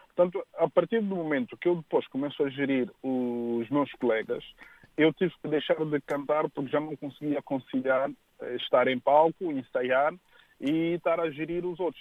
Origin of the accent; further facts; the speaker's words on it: Moita, Setúbal, Portugal; also born or lived in Luena, Moxico, Angola; Eu cresci aqui, cresci no Vale da Moreira, para muitos conhecem, eh, na margem sul